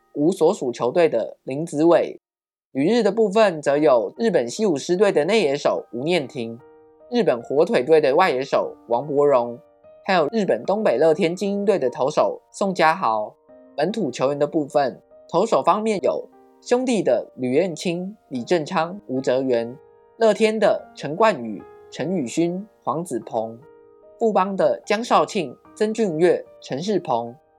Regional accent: Taiwan; 台湾是一块宝岛，同时也是我们的家乡

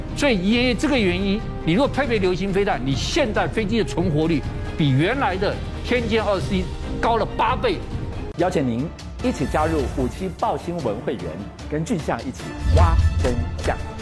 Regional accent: Taiwan; 我们台湾人

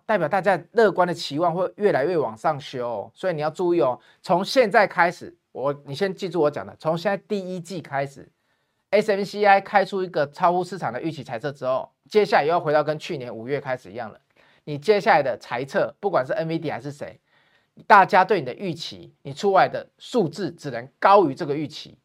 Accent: Taiwan; 我们台湾人

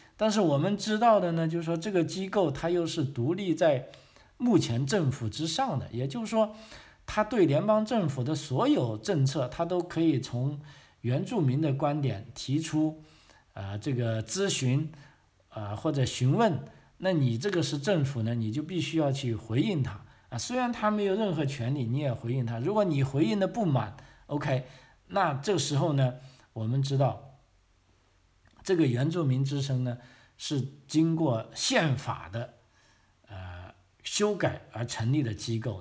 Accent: China; now in Australia; 我们中国人

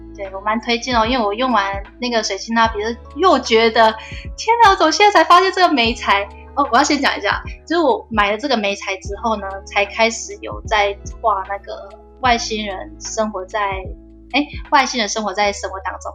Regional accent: Taichung, Taiwan; 我是台中人

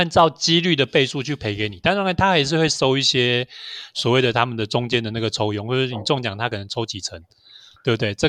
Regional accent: Taiwan; 早期早期我们台湾人其实生活是离不开赌博电玩的。

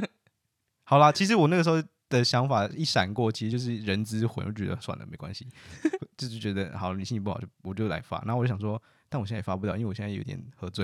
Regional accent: Taiwan; moved away as an adult; now in Netherlands; 我们是台湾人，那我们不能带我们的家人进来，就算我们住在这

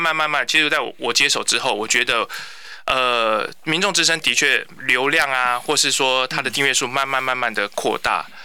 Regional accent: Kaohsiung, Taiwan; first language Mandarin; 但是我爸爸是军人，然后所以我们从小在家是讲国语，然后我是到国中的时候开始跟同学学台语

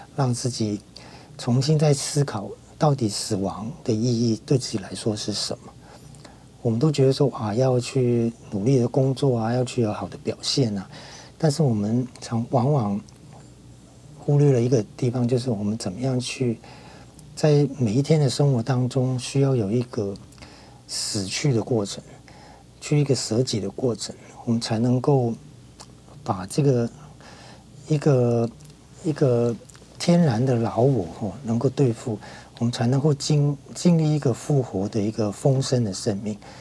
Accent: Hong Kong; moved away as an adult; now in Taiwan; 我在小学的时候，那个时候我在香港念小学，因为我在香港出生嘛，那在那边念小学是基督教的小学

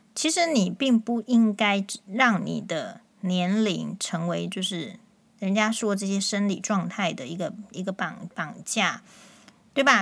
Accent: Taiwan; 但我们确实感受到，就是说在目前的这个国内台湾的情况。

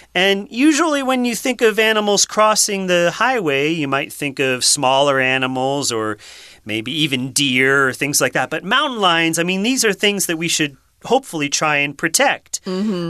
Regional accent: Massachusetts, United States; moved away as an adult; also born or lived in Rhode Island; now in Taiwan; I grew up in Massachusetts, and then I went to school in Rhode Island

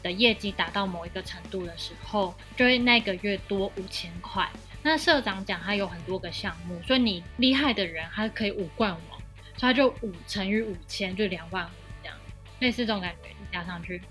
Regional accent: Taiwan; now in Tokyo, Japan; 身为台湾人，身为同伴

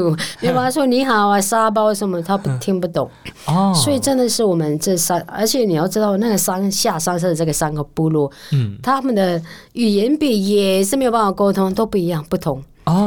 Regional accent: Taromak, Taitung County, Taiwan; 那其实我觉得我们六个方言，我就是其实，在台东那个达鲁马克，嗯，还有大武卢凯。

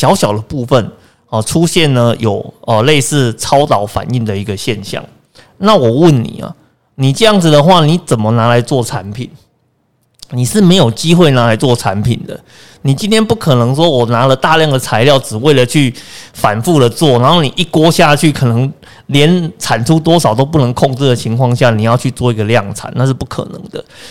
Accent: Kaohsiung, Taiwan; 呃，在我的家乡，

